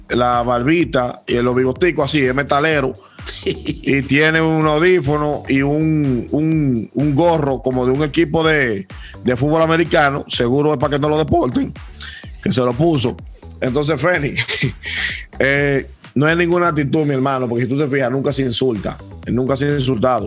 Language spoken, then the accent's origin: Spanish; Dominican Republic; somos dominicanos